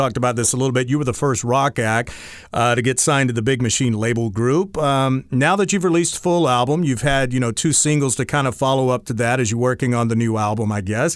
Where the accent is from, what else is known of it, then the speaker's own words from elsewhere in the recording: North Carolina, United States; I grew up in North Carolina